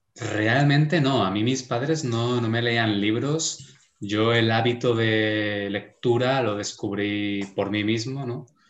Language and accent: Spanish; Spain; Como español